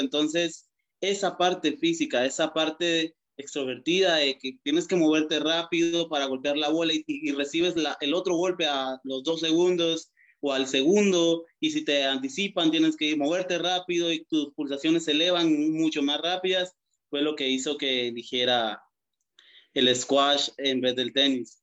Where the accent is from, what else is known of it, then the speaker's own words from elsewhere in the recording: Guatemala; moved away as an adult; now in El Salvador; como guatemalteco, inicié squash en una de las canchas más antiguas de Guatemala